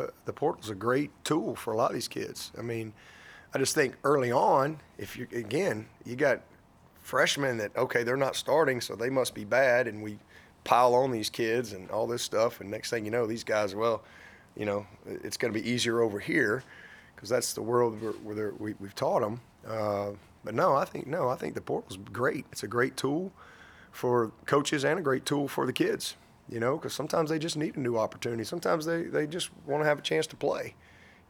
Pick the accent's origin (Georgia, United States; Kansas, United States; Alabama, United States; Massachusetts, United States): Alabama, United States; moved away as an adult; now in South Carolina, United States; coming from Alabama, you know, growing up Alabama-Auburn my whole life